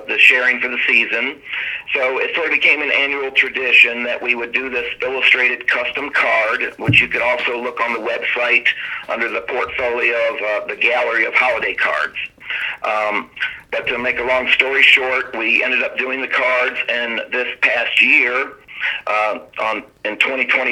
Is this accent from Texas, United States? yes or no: no; Cleveland, Ohio, United States; also born or lived in Virginia; I was born in Virginia, raised on a small farm, got to move to Cleveland, Fairview Park, Ohio, when I was in the fifth grade, and sort of grew up in the inner city suburb kid